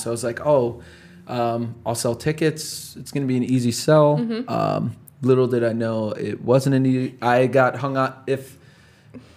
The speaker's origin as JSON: {"language": "English", "town": "Chicago", "region": "Illinois", "country": "United States", "tie": "born or raised there", "said": "the community I grew up in Chicago"}